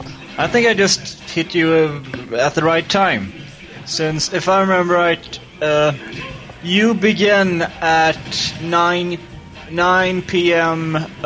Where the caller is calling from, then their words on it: Sweden; English is a second language; Hi, Bobby. … from Sweden.